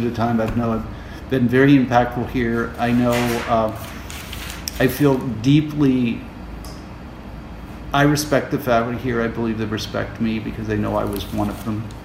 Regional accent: Erie, Pennsylvania, United States; I'm here to stay in Erie. Erie's my hometown

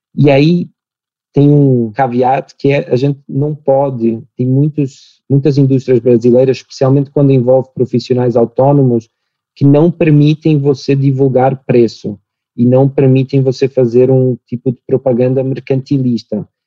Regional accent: Portugal; accent: Portuguese; moved away as an adult; also born or lived in United States / New York; now in Brazil; eu sou português, meu sotaque ia me entregar muito rapidamente

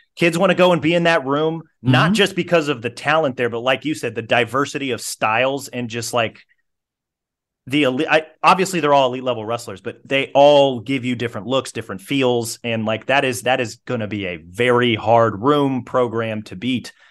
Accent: Kansas City, Missouri, United States; I'm from Kansas City, grew up a Mizzou fan.

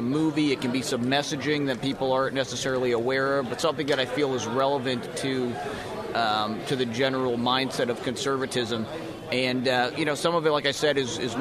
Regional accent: New England, United States; I grew up in New England

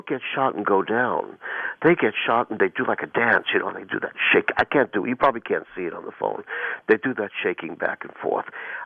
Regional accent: New York, United States; although I was born in New York and lived in New York

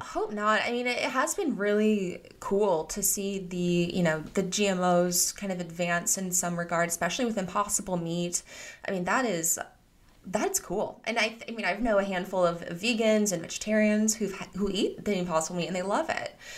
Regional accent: Iowa, United States; I grew up in Iowa, and I come from a family of farmers

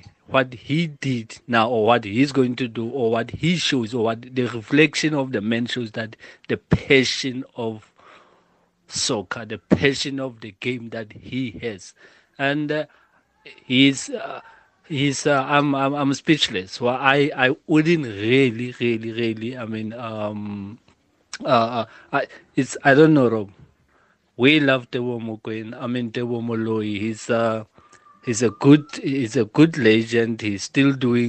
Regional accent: Lesotho; Lesotho. That's my home country

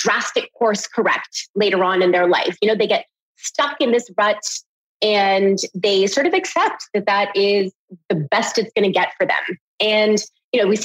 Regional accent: Canada; growing up in Canada, it was always this sort of struggle between being an Indian girl

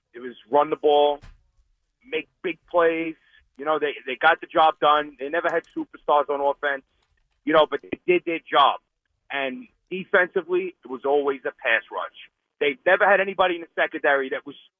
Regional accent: New York City, New York, United States; now in Lake Ronkonkoma, United States; I grew up in Ridgewood

